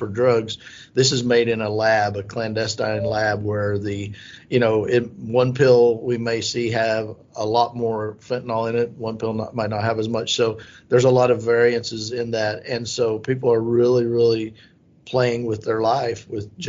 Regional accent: Southwest Oklahoma, United States; I grew up in Southwest Oklahoma in a town of 350 people

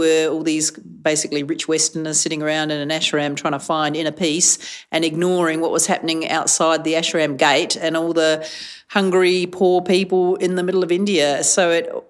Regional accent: Adelaide, South Australia, Australia; I was from Adelaide

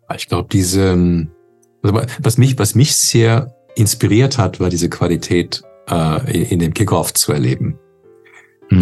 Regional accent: Canada; now in Germany; als äh, Kanadier ursprünglich

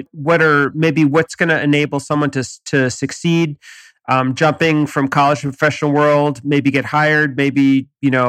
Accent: China; English is a second language; I come from China.

